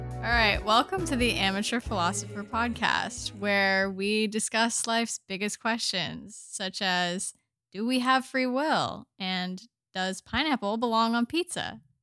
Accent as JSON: {"language": "English", "town": "Indianapolis", "region": "Indiana", "country": "United States", "tie": "born or raised there", "moved": "as an adult", "lives_now": "Corsicana, Texas, United States", "said": "I'm from the U S. I grew up in the Midwest in Indianapolis"}